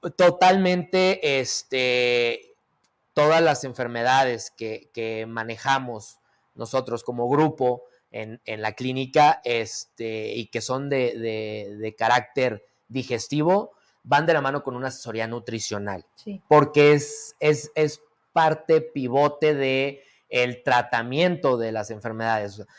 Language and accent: Spanish; Mexico; a qué somos propensos los mexicanos